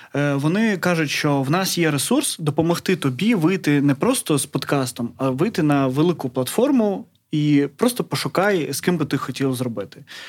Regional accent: Melitopol, Zaporizhzhia Oblast, Ukraine; moved away; я з Мелітополя.

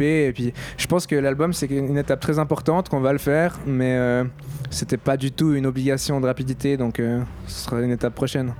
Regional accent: Switzerland; on n'est pas français, on est suisse, on est une minorité francophone

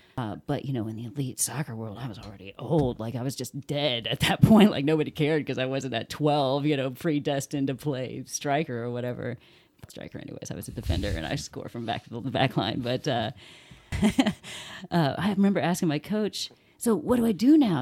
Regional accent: Bloomington, Indiana, United States; also born or lived in Muncie / Clinton County; I was born in Muncie, raised in between Bloomington and Clinton County. I consider Bloomington my hometown

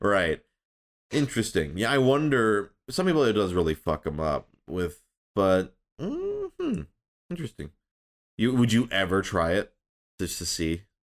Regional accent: Midwest, United States; now in Los Angeles, United States; I grew up in the Midwest

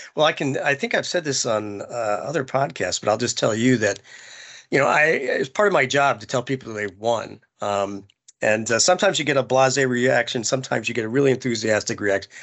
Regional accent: Indianapolis, Indiana, United States; also born or lived in Plainfield, Indiana; I'm a fellow Hoosier.

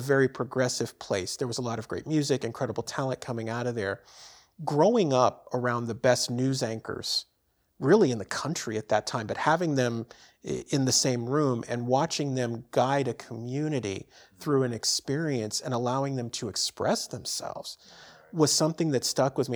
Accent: San Francisco, California, United States; moved away; born and raised in San Francisco, and I grew up around radio and T V stations as a kid

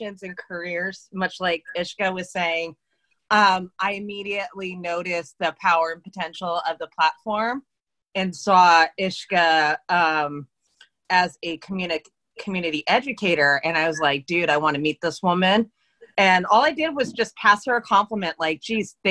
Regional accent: East Coast, United States; now in California, United States; I am from the East Coast

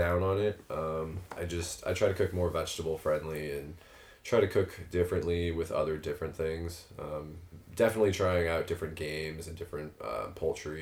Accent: Hazelwood, Missouri, United States; I came from North County. I'm St. Louis, born and raised. Grew up in Hazelwood

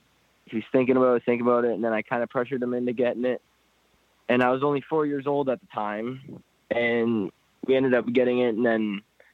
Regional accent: Niagara Falls, Ontario, Canada; I was born in Niagara Falls, Ontario, right across the border.

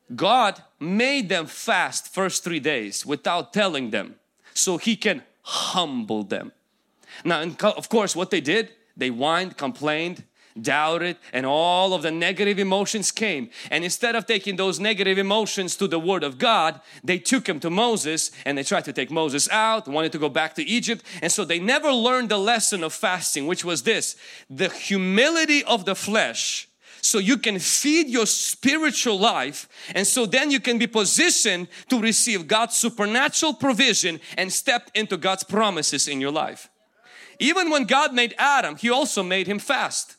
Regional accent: Ukraine; English is a second language; moved away; I will go back to my country, where I came from

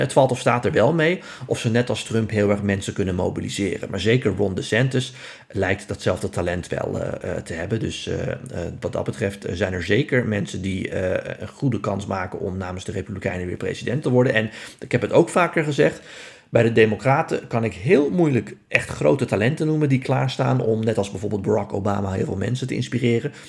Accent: Netherlands

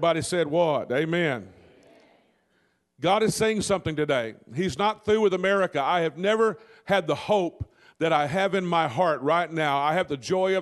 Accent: Delta Country, Louisiana, United States; I'm from Delta Country down in that part of Louisiana

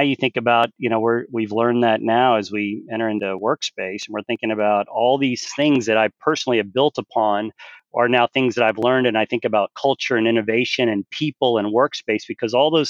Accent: Galveston, Texas, United States; also born or lived in Houston; growing up in Galveston

